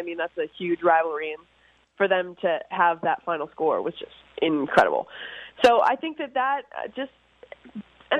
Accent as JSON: {"language": "English", "town": "Orono", "region": "Ontario", "country": "Canada", "tie": "born or raised there", "moved": "yes", "lives_now": "New York City, United States", "said": "I'm from Orno, Ontario. We had like 46 acres where I grew up"}